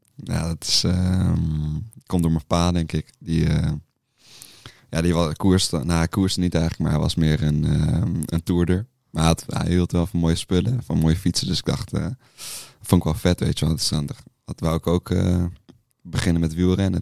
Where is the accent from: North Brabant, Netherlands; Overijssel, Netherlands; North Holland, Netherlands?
North Holland, Netherlands; Amsterdam; kom uit Amsterdam